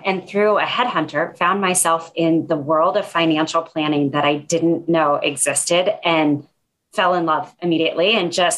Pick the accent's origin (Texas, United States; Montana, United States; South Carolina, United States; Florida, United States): Montana, United States; Red Lodge; moved away as an adult; also born or lived in Bay Area, California; now in Seattle, United States; I grew up in Montana. I was born and raised in a little tourist town up in the mountains called Red Lodge